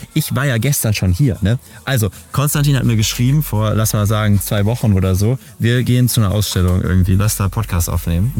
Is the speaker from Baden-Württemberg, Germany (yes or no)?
no; Berlin, Germany; meiner Jugend in Berlin